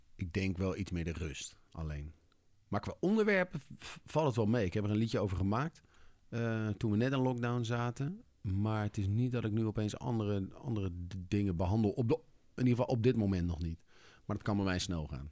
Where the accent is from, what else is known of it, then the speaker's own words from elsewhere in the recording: Leusden, Utrecht, Netherlands; also born or lived in Amsterdam; now in Amersfoort, Netherlands; ik ben opgegroeid in Leusden, vlakbij Amersfoort.